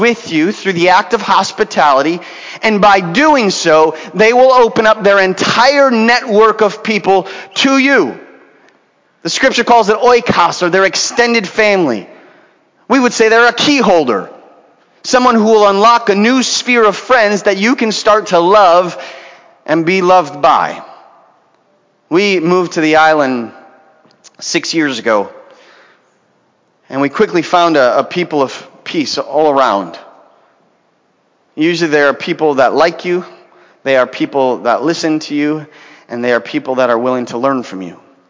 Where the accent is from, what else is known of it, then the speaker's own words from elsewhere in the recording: Venezuela; now in Los Angeles, United States; We came from Venezuela a few years ago and didn't have much stuff.